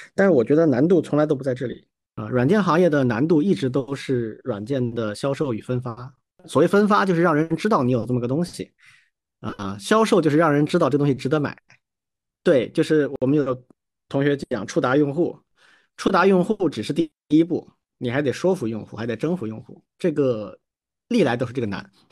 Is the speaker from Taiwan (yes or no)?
no; China; 在我们中国长大的小孩儿